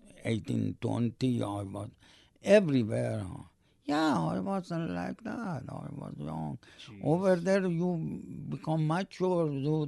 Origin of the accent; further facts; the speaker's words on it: Canada; English is a second language; That's my flag. That's my I'm proud Canadian. Really, I am proud. Bottom of my heart, I'm proud Canadian.